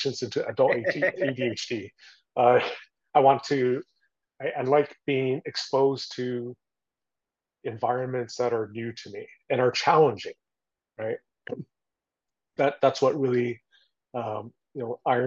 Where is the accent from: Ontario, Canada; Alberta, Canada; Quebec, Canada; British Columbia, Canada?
Ontario, Canada; Toronto; also born or lived in Taiwan; now in United States; I grew up in Toronto, Canada